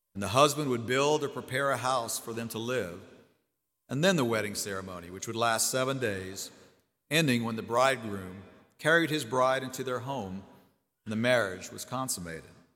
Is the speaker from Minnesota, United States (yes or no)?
no; Jennings, Louisiana, United States; moved away as an adult; also born or lived in Houma, Louisiana; I grew up in the small town of Jennings, Louisiana